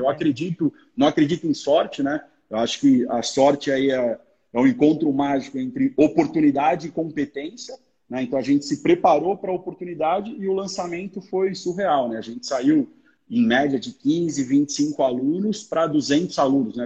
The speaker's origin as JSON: {"language": "Portuguese", "region": "São Paulo", "country": "Brazil", "moved": "as an adult", "said": "sou da cidade de São Paulo, né? Nessa época eu morava em São Paulo, agora mudei para o interior"}